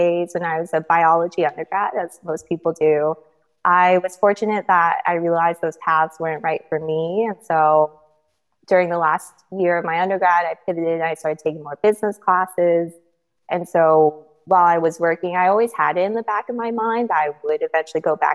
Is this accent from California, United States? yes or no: yes; Bay Area, California, United States; also born or lived in Philadelphia; I grew up in the Bay Area in a very STEM family